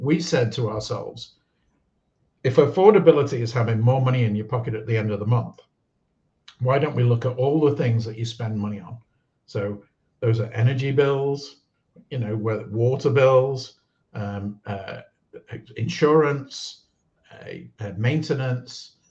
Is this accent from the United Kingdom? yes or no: yes; United Kingdom; moved away; I'm British, born in the UK, and I worked around the world